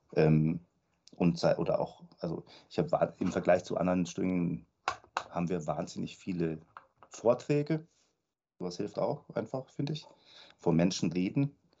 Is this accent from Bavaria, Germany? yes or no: yes; Munich, Bavaria, Germany; also born or lived in Lisbon; zweitschönste Stadt der Welt nach München, meine Heimatstadt